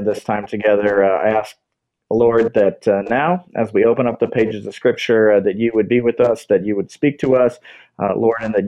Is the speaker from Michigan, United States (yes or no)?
no; Texas, United States; moved away; I'm recently back here in Texas. That is my home state